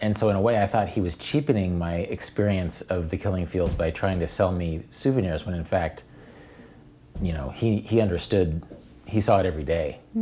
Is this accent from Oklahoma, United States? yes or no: no; Wichita, Kansas, United States; I grew up in Wichita with Cowtown